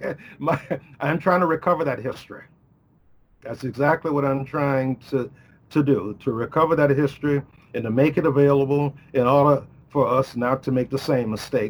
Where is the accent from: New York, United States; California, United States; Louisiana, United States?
Louisiana, United States; New Orleans; moved away as an adult; also born or lived in Minnesota; I grew up in Jim Crow New Orleans